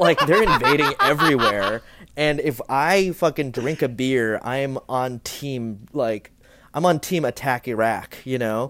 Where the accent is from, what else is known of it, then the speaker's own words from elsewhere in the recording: Ocala, Florida, United States; I'm from Florida. I was born in, in Ocala